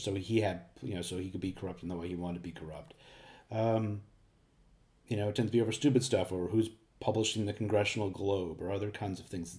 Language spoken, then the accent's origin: English; New York, United States; a resident of my hometown of New York